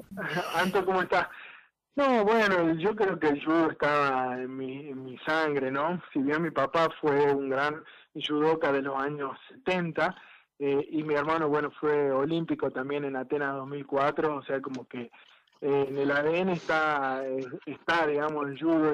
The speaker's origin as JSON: {"language": "Spanish", "region": "Tucumán", "country": "Argentina", "moved": "as an adult", "lives_now": "Santiago del Estero, Argentina", "said": "estamos en Santiago del Estero, bueno, recién mudados para acá, si bien somos tucumanos"}